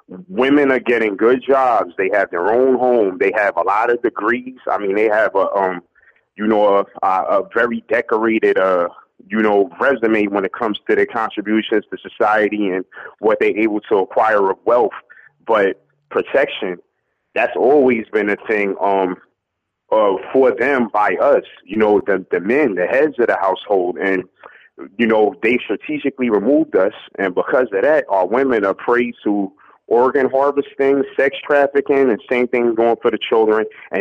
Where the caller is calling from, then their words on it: Newark, New Jersey, United States; I'm calling from Newark, New Jersey.